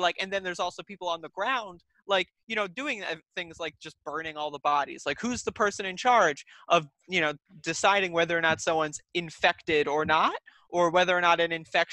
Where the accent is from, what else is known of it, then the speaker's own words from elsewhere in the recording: United States; as an American